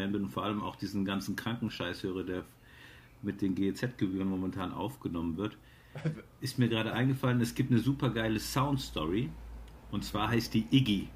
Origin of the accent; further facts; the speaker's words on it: Cologne, North Rhine-Westphalia, Germany; gebürtiger Kölner